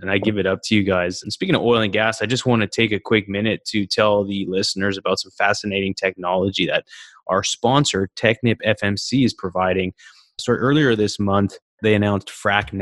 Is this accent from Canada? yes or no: yes; Calgary, Alberta, Canada; moved away; I'm originally from Calgary. I talk to a lot of folks back home